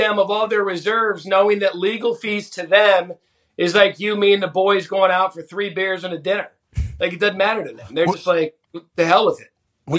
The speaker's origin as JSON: {"language": "English", "town": "Scottsdale", "region": "Arizona", "country": "United States", "tie": "born or raised there", "said": "Born and raised in Scottsdale, went to Arizona State."}